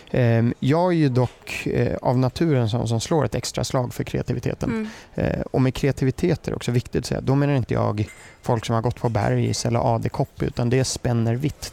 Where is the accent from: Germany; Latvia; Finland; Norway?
Germany; accent: German; first language German; Swedish is a second language; also born or lived in United States; now in Sweden; min bakgrund är jag är född i USA. Mm. Eh, min pappa bodde där, träffade mamma där. Sen är min mamma tysk så då flyttade jag till Tyskland. Eh, uppvuxen där och det är mitt modersmål också